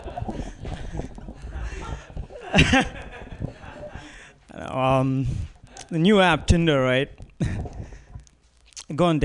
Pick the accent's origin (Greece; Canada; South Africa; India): India; now in United States; I'm Indian